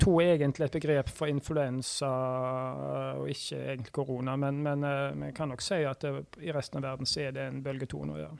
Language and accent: Norwegian; Haugesund, Rogaland, Norway; also born or lived in Bergen; jeg er oppvokst som Vard-gutt